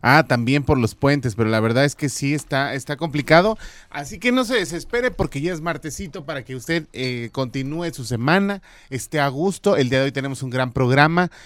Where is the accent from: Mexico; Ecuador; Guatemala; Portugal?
Mexico